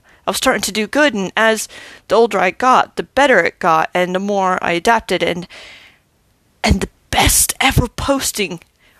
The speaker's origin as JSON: {"language": "English", "country": "Germany", "tie": "born there", "also_born_or_lived": "Arkansas", "said": "I was born in Germany, lived here, there, and everywhere, but I recognize Arkansas as my home because that's where my family live."}